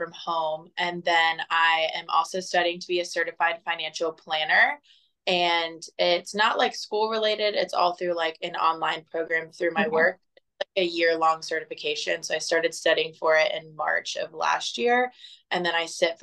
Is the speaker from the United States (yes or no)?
yes; Fort Myers, Florida, United States; moved away as an adult; now in Dallas, United States; I'm originally from Southwest Florida. Grew up in Fort Myers for the first 23 years of my life